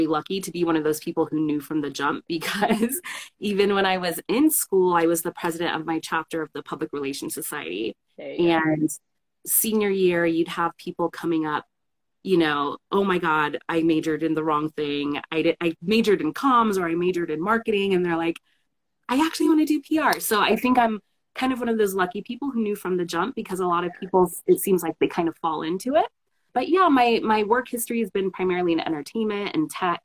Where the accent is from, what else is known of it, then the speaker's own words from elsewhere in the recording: SoCal, California, United States; I am in Los Angeles, born and raised in SoCal